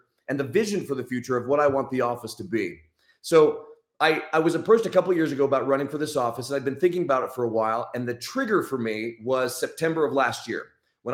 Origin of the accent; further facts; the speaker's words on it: Utah, United States; I'm from Utah, grew up in Utah, went to BYU